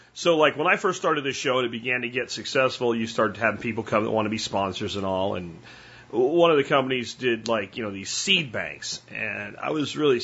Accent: Jacksonville, Florida, United States; I grew up in Jacksonville, just a little bit north of you

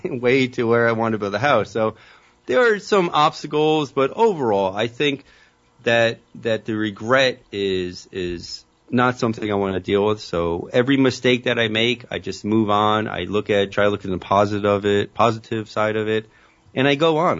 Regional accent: Elizabeth, New Jersey, United States; growing up in Elizabeth

